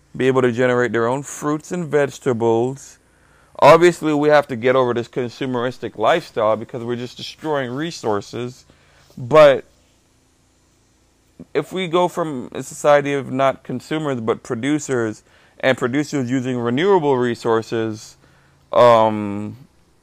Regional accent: Trinidad & Tobago; now in United States; I grew up in Trinidad and Tobago

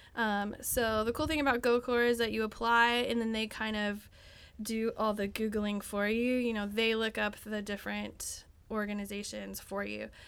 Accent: Texas, United States; I'm from Texas.

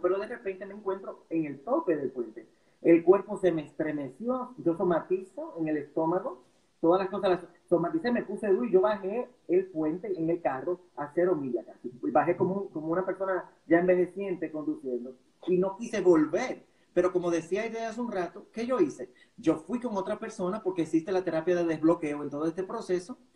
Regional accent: La Vega, Dominican Republic; Yo vengo de La Vega, de la República Dominicana

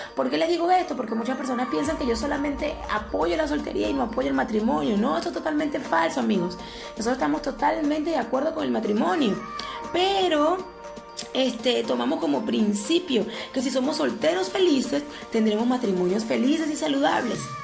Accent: Venezuela; yo que soy venezolana

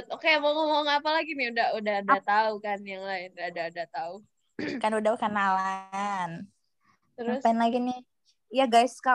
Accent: Samarinda, East Kalimantan, Indonesia; Aku dari pulau di tengah-tengah di Indonesia, Pulau Kalimantan, dari Samarinda, lahir di Samarinda, sampai sekarang pun di Samarinda.

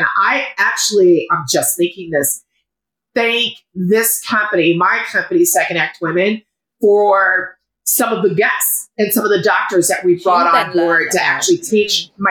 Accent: Colorado, United States; also born or lived in France; I was born in France, raised in Colorado. Parents are from Houston.

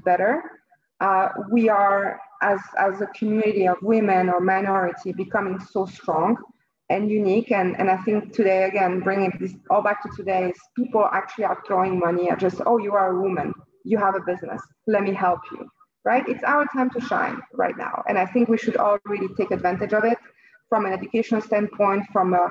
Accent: French-speaking Switzerland, Romandy, Switzerland; moved away as an adult; also born or lived in Lausanne / Geneva; now in New York, United States; I was born and raised in Switzerland myself. but in the French part, Lausanne and Geneva. I moved to New York when I was in my early 20s

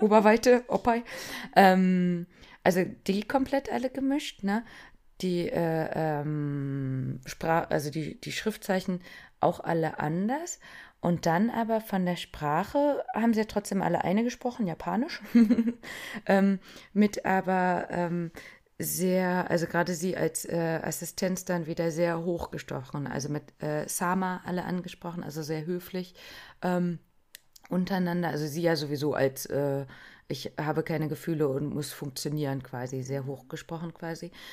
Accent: Germany; wir Deutschen

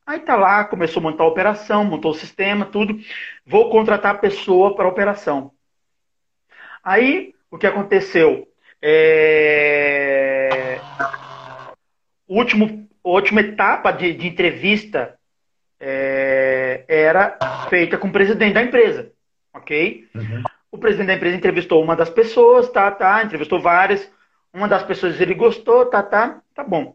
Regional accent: Brazil

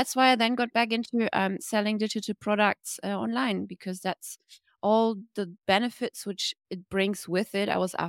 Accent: Germany; now in Bali, Indonesia; I'm from Germany, but based in Bali

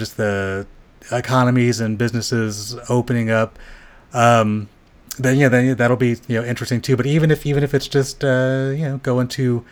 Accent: Southern California, United States; I grew up in Southern California

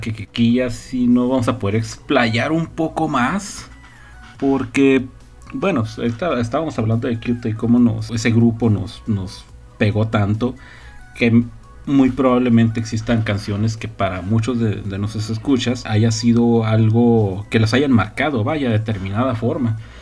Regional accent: northern Mexico, Mexico; como buen norteño

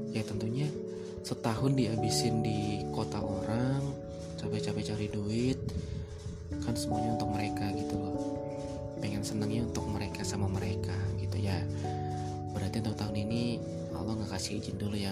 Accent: Padang Sidempuan, North Sumatra, Indonesia; moved away as an adult; saya pribadi yang memang merantau dari kota asal saya, Padang Sidimuun

